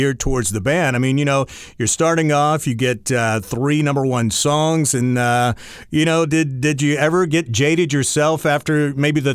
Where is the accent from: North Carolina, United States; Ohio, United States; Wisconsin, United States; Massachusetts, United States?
North Carolina, United States; I grew up in North Carolina